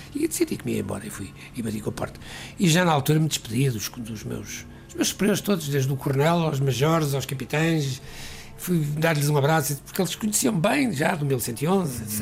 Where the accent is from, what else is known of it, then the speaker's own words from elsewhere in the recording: Porto, Norte, Portugal; moved away as an adult; also born or lived in London; Eu nasci no Porto, nasci numa família onde a música era era